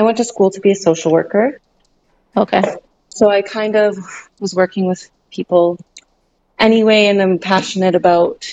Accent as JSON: {"language": "English", "town": "Calgary", "region": "Alberta", "country": "Canada", "said": "I am from Calgary, Alberta. So, yeah, I live here"}